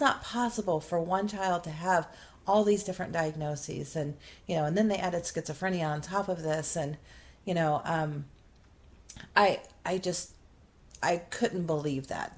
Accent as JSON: {"language": "English", "region": "Midwest", "country": "United States", "tie": "born or raised there", "said": "I grew up in the Midwest and you know, was raised when I was young on a farm and then we lived in a small town"}